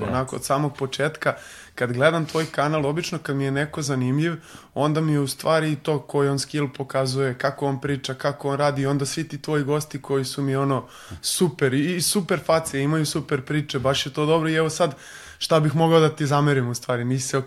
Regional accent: Belgrade, Serbia; Beogradsko sam dete, Aha. ceo život sam živeo na Vračaru

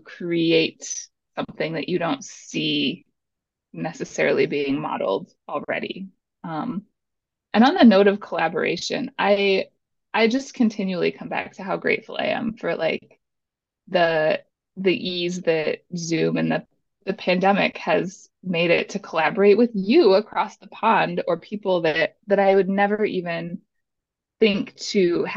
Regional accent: Michigan, United States; moved away as an adult; now in Phoenix, United States; I'm based out of Phoenix, Arizona at this moment, born and raised in Midwest Michigan

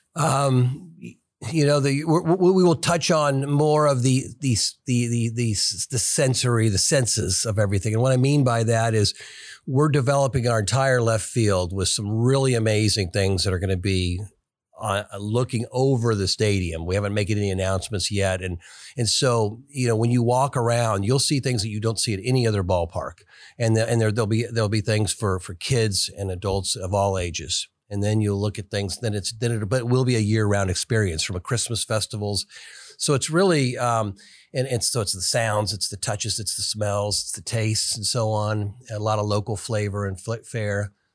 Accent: Kansas City, United States; I grew up here in Kansas City

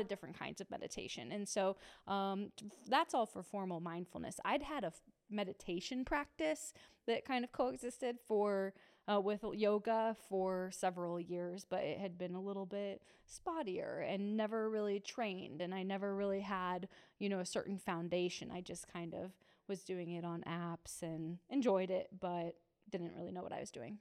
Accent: Muncie, Indiana, United States; I grew up in Muncie, and I went to Ball State, so I was a townie at the time.

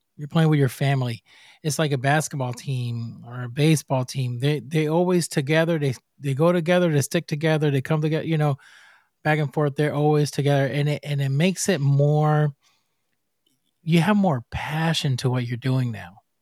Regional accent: Puerto Rico; I'm from Puerto Rico

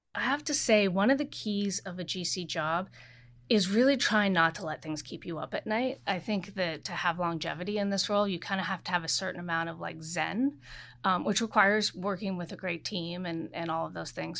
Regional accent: Oregon, United States; moved away; I am from Oregon. I'm a very proud Pacific Northwesterner.

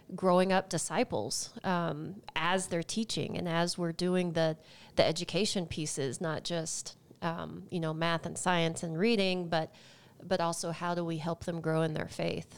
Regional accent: just outside of the Dallas area, Texas, United States; moved away as an adult; now in Longmont, United States; I am from the great state of Texas

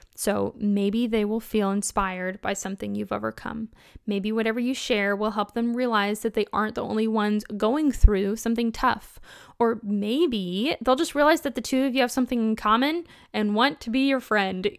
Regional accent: Kentucky, United States; I'm from Kentucky

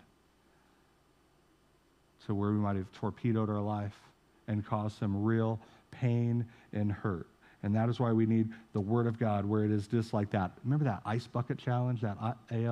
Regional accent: St. Joseph, United States; moved away; St. Joe in my hometown

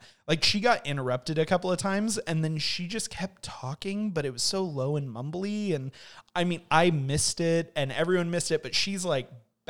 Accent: California, United States; We're from Southern California, yeah, so a flight to Los Angeles

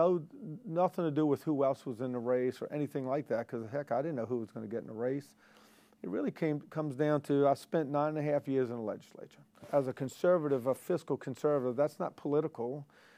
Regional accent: Jefferson Parish, Louisiana, United States; also born or lived in New Orleans; I was born in New Orleans, raised in Jefferson Parish

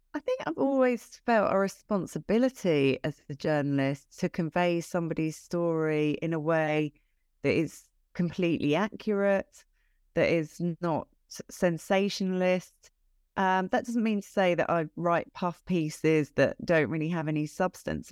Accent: London, United Kingdom; moved away as an adult; also born or lived in Brighton; I'm from London originally

